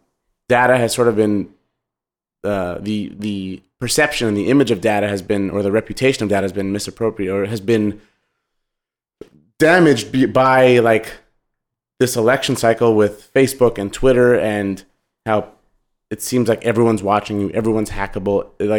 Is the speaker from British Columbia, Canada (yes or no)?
no; Montreal, Quebec, Canada; I'm from Montreal and we used to play tennis, my brother and I, at the tennis court near our house.